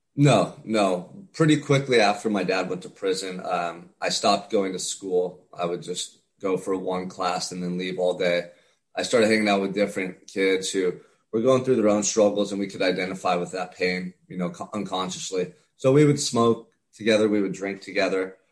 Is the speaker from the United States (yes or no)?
yes; Santa Barbara, California, United States; I'm from Santa Barbara, California. Um, beautiful small town about an hour and a half north of Los Angeles as a kid, I grew up right on the beach